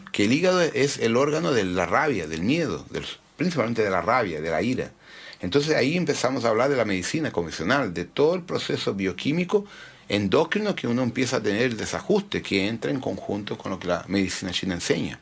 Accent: Brazil; also born or lived in Santiago, Chile; yo me crié fuera de los padrones, los rótulos convencionales sociales en Brasil

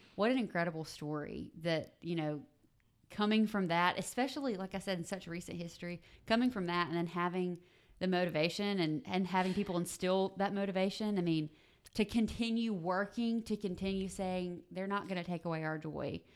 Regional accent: South Mississippi, United States; now in Tupelo, United States; I grew up in South Mississippi

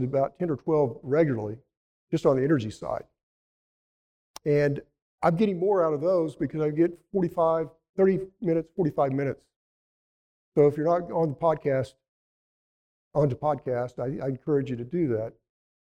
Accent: Elk City, Oklahoma, United States; My hometown

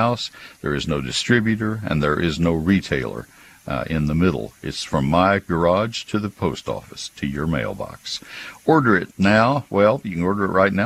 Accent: College Station, Texas, United States; moved away as an adult; also born or lived in Ohio; now in McKinney, United States; I grew up in College Station

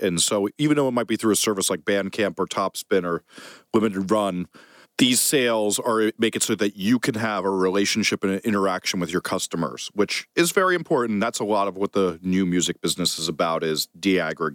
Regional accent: United States; also born or lived in New Jersey; now in New York, United States; as a New York kid and New Jersey kid

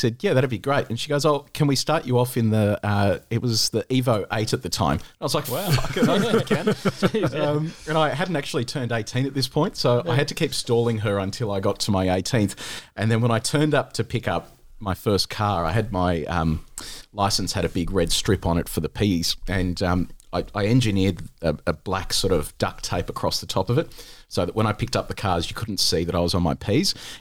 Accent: Australia; also born or lived in Novi Sad, Serbia; I was born in Serbia, in Novi Sad, and my parents came to Australia when I was 2.

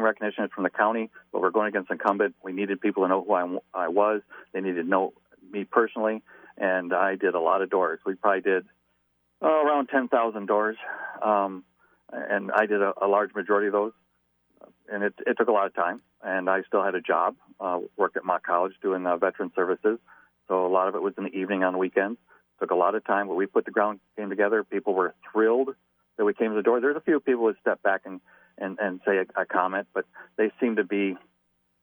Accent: Davison, Michigan, United States; moved away as an adult; I'm originally from Davison, graduated from Davison

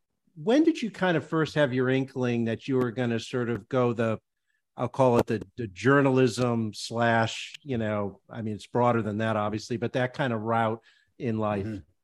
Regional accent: West Hartford, Connecticut, United States; I'm not from Westchester, but not too far away from you. I grew up in West Hartford, Connecticut, so I know the Northeast pretty well.

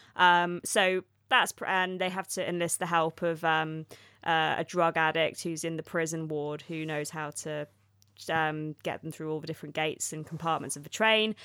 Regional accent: Oxford, South East England, United Kingdom; I'm from Oxford

